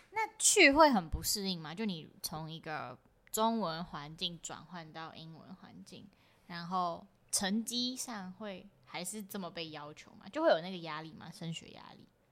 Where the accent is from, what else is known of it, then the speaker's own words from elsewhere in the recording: Taiwan; 我台湾人